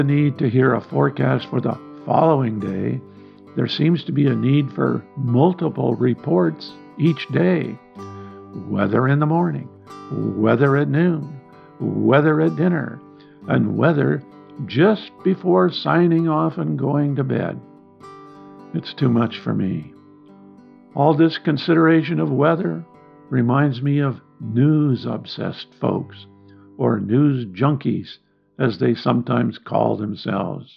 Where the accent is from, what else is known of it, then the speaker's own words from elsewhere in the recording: Midwest, United States; Growing up in the Midwest